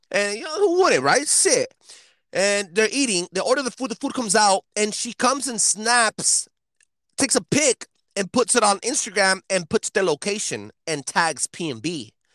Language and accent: English; El Monte, California, United States; We're from El Monte